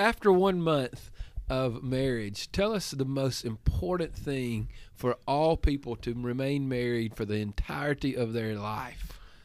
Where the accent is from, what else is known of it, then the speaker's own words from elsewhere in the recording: Giles County, Tennessee, United States; now in Andalusia, United States; Giles County, Tennessee, that's as close as you're gonna get to my hometown